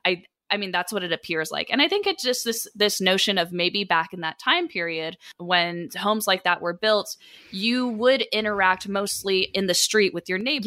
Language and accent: English; Sacramento, California, United States; I am from Sacramento originally